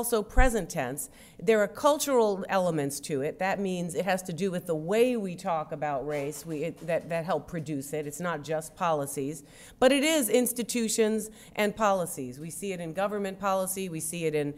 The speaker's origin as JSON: {"language": "English", "region": "New York", "country": "United States", "said": "I am from New York and we do everything fast"}